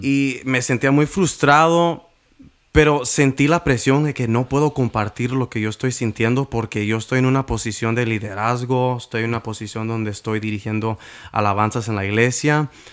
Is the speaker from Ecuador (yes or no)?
no; Washington, United States; soy del estado de Washington.